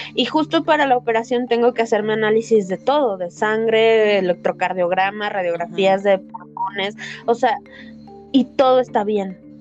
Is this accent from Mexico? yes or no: yes; Mexico; soy mexicana y vivo en el tercer mundo